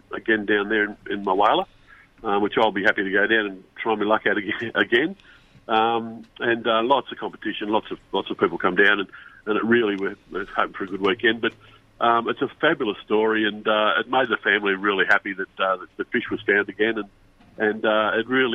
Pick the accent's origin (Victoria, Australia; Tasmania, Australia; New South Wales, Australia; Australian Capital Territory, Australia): New South Wales, Australia; we're from New South Wales